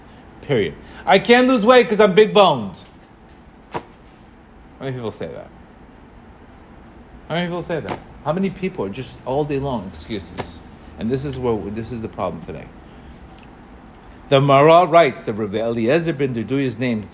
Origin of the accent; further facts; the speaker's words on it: Colombia; English is a second language; moved away; I grew up in Colombia. I didn't even speak English when I came here.